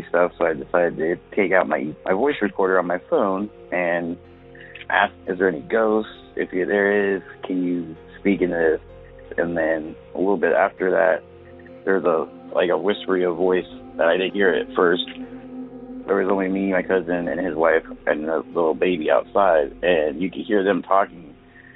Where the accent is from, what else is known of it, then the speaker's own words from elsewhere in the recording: California Bay Area, United States; I'm from the California Bay Area.